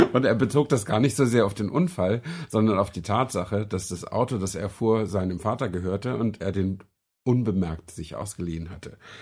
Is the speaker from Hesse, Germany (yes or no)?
no; Flensburg, Schleswig-Holstein, Germany; in Flensburg, wo ich herkomme, direkt an der dänischen Grenze